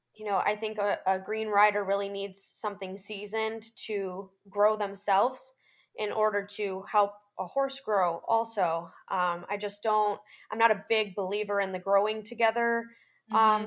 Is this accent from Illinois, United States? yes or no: yes; Chicago, Illinois, United States; moved away as an adult; now in Ocala, United States; I am originally from the Chicagoland area and I am now based in Ocala, Florida